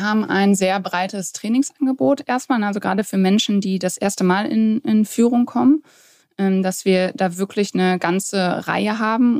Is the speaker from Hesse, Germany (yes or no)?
no; near Dortmund, North Rhine-Westphalia, Germany; also born or lived in Warendorf; Also aufgewachsen oder geboren bin ich in Warendorf, dann aber aufgewachsen in der Nähe von Dortmund, wo ich jetzt heute auch lebe